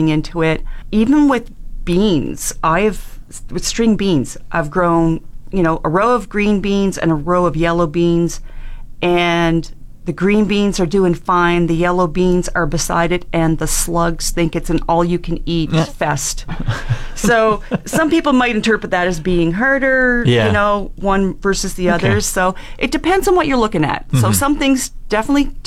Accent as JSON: {"language": "English", "area": "Annapolis Valley", "region": "Nova Scotia", "country": "Canada", "tie": "born or raised there", "also_born_or_lived": "Cape Breton", "moved": "yes", "lives_now": "Fort McMurray, Canada", "said": "I grew up in Nova Scotia, Annapolis Valley"}